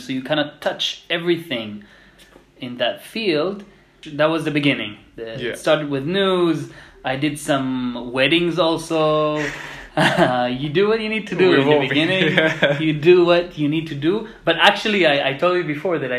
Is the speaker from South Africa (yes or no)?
no; Israel; first language Hebrew; English is a second language; moved away as an adult; also born or lived in Jerusalem; now in France; I'm from Israel originally. I was born and raised in Israel.